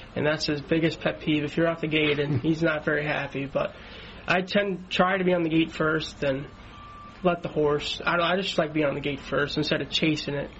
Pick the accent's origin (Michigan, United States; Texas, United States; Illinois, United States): Illinois, United States; Chicago; now in Ohio, United States; I grew up in Chicago.